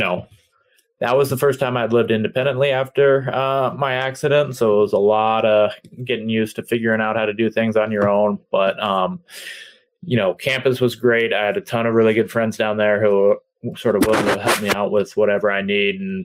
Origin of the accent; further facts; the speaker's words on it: Juneau, Alaska, United States; moved away as an adult; also born or lived in Seattle, Washington / Portland, Oregon; I was born in Seattle, but just for about 2 months after I was born, my parents moved back up to Alaska, in Southeast Alaska, Juneau, Alaska. So I spent basically my whole childhood there up until I went off to college